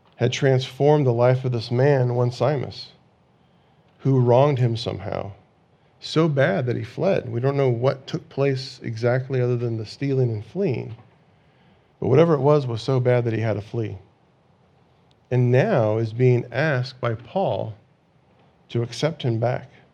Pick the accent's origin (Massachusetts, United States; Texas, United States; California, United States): California, United States; growing up in California, you know, when you're in school, you have these earthquake drills